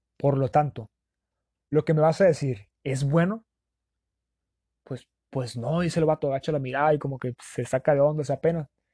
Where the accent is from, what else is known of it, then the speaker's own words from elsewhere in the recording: Sonora, Mexico; los que somos de Sonora